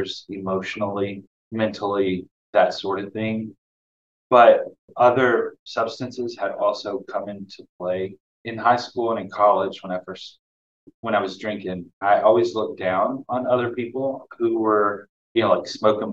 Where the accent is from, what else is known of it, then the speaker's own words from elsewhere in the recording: the South, United States; also born or lived in Boston, United States; now in Providence, United States; growing up in the South, in a small town of about 1,600 people